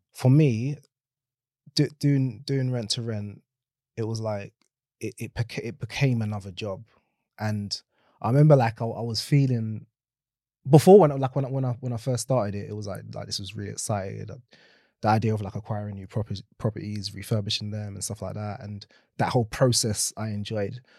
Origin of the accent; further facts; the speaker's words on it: London, United Kingdom; born and raised in South London